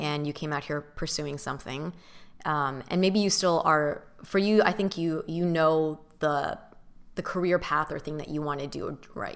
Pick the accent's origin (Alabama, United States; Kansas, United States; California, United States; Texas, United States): California, United States; Southern; also born or lived in San Diego / San Francisco / New York / Mission Viejo; I grew up in Southern California